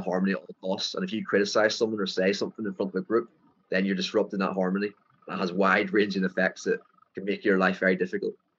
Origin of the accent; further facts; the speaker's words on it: Ireland; accent: thick Irish; moved away as an adult; now in Phuket, Thailand; My Irish, my thick Irish accent